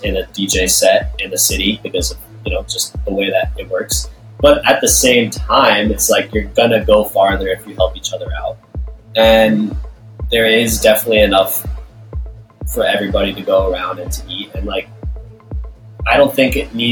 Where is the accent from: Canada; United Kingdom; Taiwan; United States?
United States; Westchester, New York; I was born in the city. I've always been around New York. I grew up in Westchester